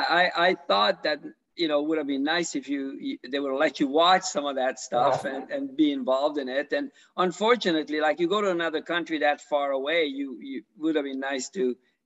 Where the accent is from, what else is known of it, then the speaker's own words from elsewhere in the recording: Canada; now in United States; I'm from Canada